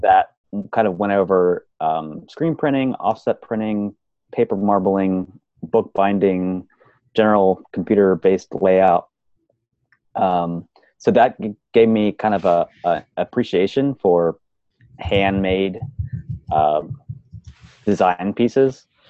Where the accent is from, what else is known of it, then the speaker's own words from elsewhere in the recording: Pennsylvania, United States; I was born and raised in Pennsylvania.